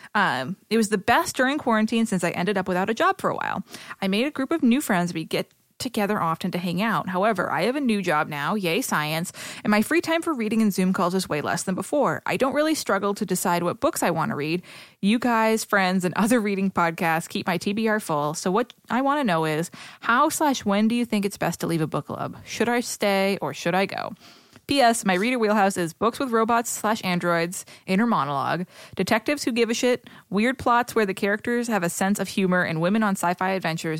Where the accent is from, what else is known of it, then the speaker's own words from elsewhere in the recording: Boston, Massachusetts, United States; accent: Boston; my Boston accent